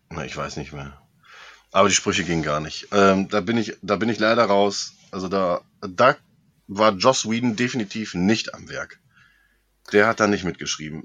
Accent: hometown with the Aasee lake, North Rhine-Westphalia, Germany; als ich über die Heimatstadt geflogen bin, so unseren äh, beliebten Aasee

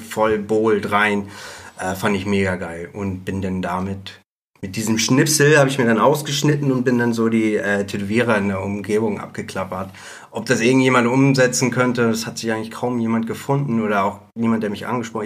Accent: Bad Segeberg, Schleswig-Holstein, Germany; now in Hamburg, Germany; in Bad Segeberg damals noch, das Ach. ist meine Heimatstadt

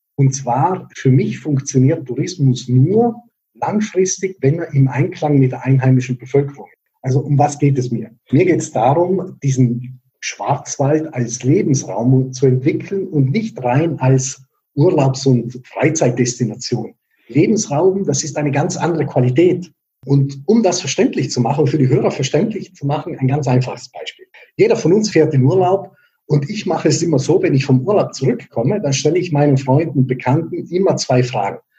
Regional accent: Bolzano, Trentino-Alto Adige, Italy; moved away as an adult; now in Freiburg, Germany; aus der Stadt, aus der ich komme, aus Bozen

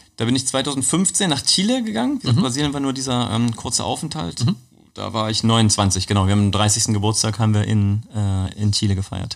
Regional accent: Magdeburg, Saxony-Anhalt, Germany; ich bin in Magdeburg geboren.

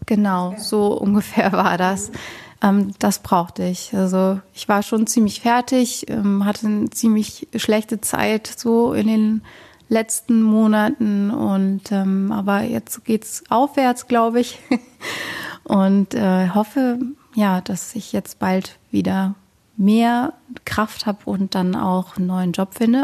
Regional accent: Rhineland, Germany; now in Bochum, Germany; ich komme eigentlich auch aus dem Rheinland

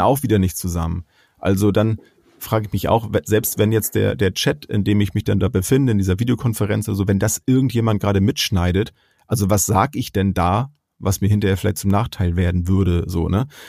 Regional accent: Germany; bei uns in Deutschland

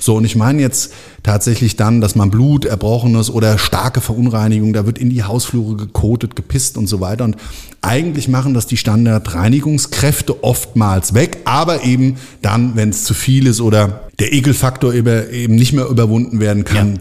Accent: Frankfurt am Main, Hesse, Germany; born or raised there

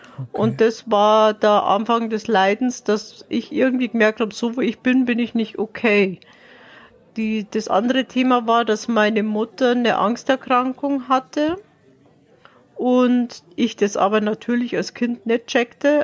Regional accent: Dachau district, Bavaria, Germany; Ich komme aus Bayern, also aus dem äh, Landkreis Dachau.

